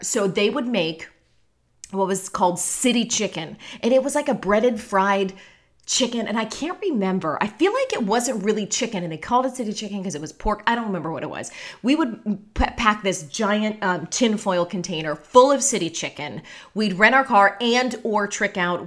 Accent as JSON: {"language": "English", "town": "Pittsburgh", "region": "Pennsylvania", "country": "United States", "tie": "born or raised there", "moved": "yes", "lives_now": "Orlando, United States", "said": "the house that I grew up in in Pittsburgh"}